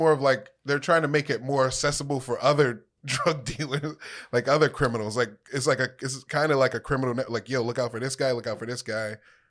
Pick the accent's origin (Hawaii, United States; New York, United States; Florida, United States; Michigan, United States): Michigan, United States; Detroit; moved away; I grew up, all my family lives out here, but I grew up in Detroit.